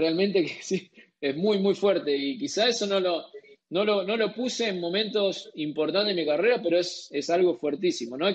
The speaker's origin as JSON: {"language": "Spanish", "country": "Argentina", "said": "como argentinos"}